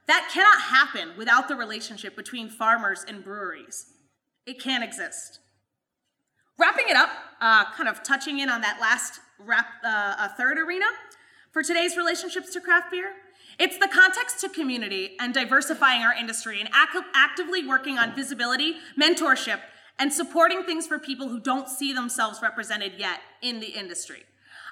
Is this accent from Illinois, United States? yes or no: no; Madison County, New York, United States; Madison County, the region where I'm actually from